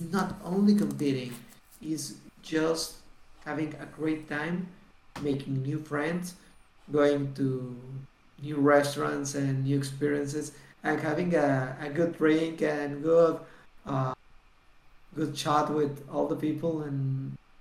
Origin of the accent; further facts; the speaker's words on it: Monterrey, Nuevo León, Mexico; also born or lived in Mexico City / Toluca; I came back to Monterey, my natal town, my hometown